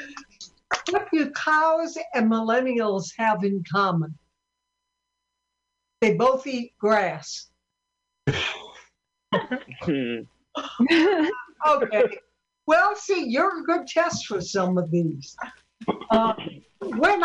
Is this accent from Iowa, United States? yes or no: yes; Sioux City, Iowa, United States; I'm from Sioux City, Iowa